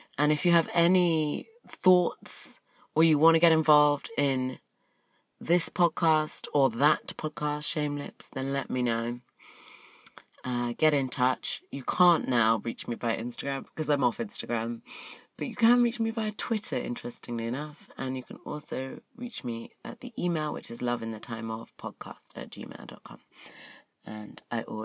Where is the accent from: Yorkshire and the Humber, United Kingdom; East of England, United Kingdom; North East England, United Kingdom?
East of England, United Kingdom; Luton; I grew up in Luton. I tell people that I'm from London, but when it's an actual Brit, I'm like, oh crap, you know where I'm really from